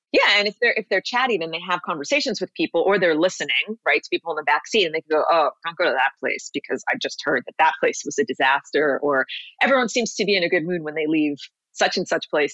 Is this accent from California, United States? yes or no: no; New York City, New York, United States; moved away as an adult; also born or lived in Los Angeles; now in Miami Beach, United States; I grew up, born and raised in New York City